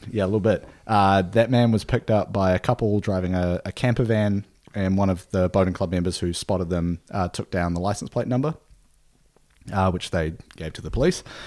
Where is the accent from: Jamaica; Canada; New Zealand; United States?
New Zealand; moved away; a beer from my hometown, from my home country